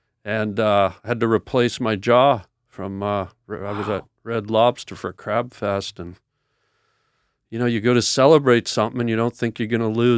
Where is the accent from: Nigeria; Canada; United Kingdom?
Canada; It was tough. It was tough. I went to a boarding school, and I didn't know if I'd make it through.